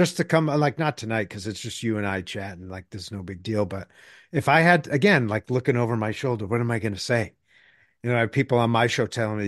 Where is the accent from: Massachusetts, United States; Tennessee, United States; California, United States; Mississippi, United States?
Massachusetts, United States; Boston; moved away; I grew up in Boston.